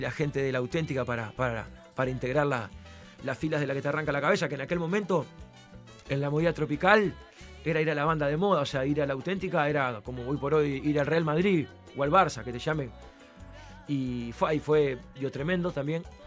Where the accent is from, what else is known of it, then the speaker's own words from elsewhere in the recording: Uruguay; soy uruguayo.